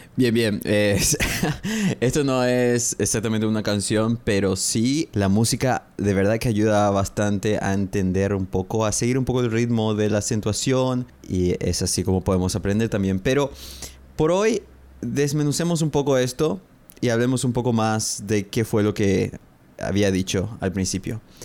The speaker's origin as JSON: {"language": "Spanish", "country": "Paraguay", "said": "Soy de Paraguay. I'm from Paraguay."}